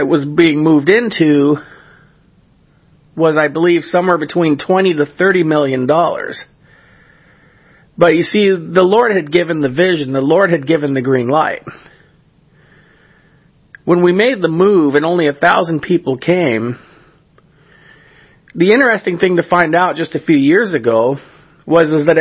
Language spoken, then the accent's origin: English; California, United States; the church that I grew up in California